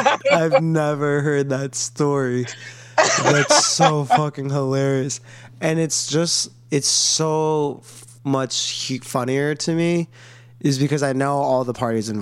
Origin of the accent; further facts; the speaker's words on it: Lodi, Wisconsin, United States; I think you've been to my hometown. I think I brought you into Lodi once